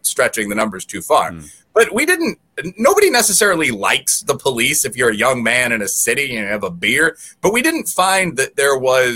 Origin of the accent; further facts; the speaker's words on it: Chicago, Illinois, United States; growing up in Chicago in the late 90s